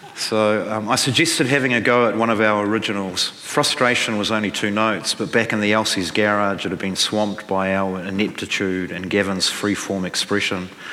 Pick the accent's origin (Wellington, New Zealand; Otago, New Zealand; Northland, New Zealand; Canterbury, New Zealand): Otago, New Zealand; Dunedin; where I grew up in Dunedin